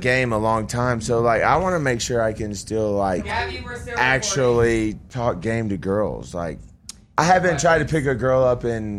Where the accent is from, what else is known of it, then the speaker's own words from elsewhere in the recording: Franklin, Tennessee, United States; I'm 33 and I'm from Franklin, Tennessee.